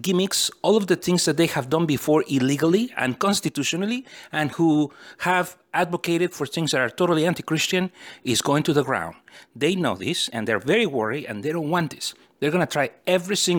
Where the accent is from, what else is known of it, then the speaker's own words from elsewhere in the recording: United States; also born or lived in California; I'm a simple American person, and I am an American citizen who is proud of my country